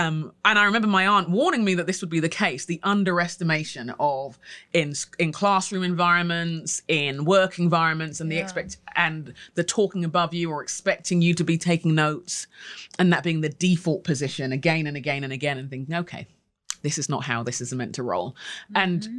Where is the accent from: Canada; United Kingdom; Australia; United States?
United Kingdom; London; I grew up in London, in the inner city, and I'm of Nigerian descent. And so my parents and my aunts and all the others all emigrated in the 60s.